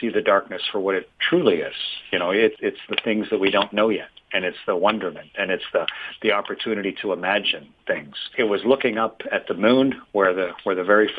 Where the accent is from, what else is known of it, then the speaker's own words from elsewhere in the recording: Canada; I'm from Canada